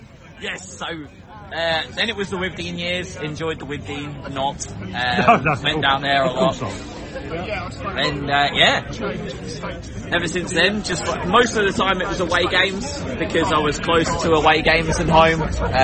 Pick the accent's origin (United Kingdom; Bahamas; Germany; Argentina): United Kingdom; Market Harborough, East Midlands; moved away as an adult; also born or lived in North Carolina, United States; yeah, I was brought up in Northamptonshire.